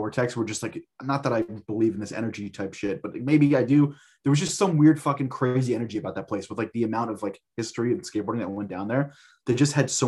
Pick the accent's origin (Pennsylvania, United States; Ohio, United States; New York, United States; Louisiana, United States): New York, United States; Long Island; also born or lived in Los Angeles; I grew up in Long Island